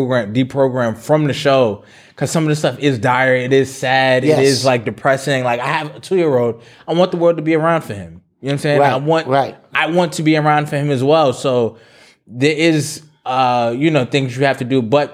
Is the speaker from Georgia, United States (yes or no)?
no; New York, United States; I'm Jamaican, or because I'm from New York, I don't want reparations because secretly I want to be something else.